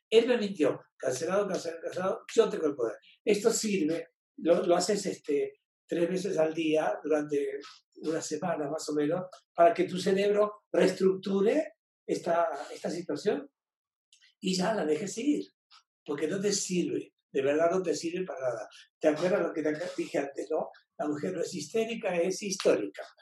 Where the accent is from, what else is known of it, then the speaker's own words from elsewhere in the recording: Venezuela; De Venezuela.